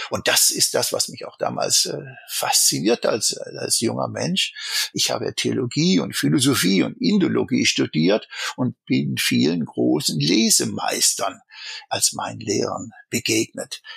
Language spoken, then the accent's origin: German; Swabia, Germany; accent: Swabian; Ich bin ja ein Schwabe